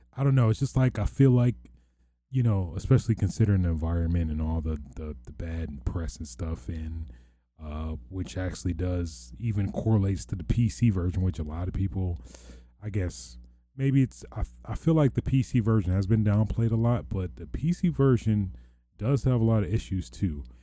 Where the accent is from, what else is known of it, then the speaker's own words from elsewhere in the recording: near Detroit, Michigan, United States; I don't wanna say I'm from Detroit, but I'm closest to Home Destroyed as a landmark